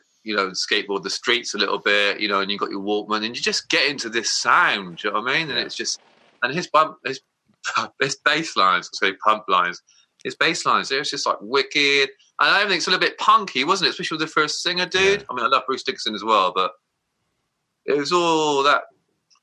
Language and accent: English; Somerset, South West England, United Kingdom; growing up in Somerset